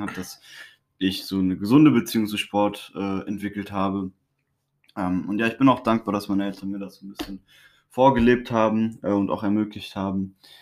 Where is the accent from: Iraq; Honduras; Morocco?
Honduras; moved away; ich bin in Honduras aufgewachsen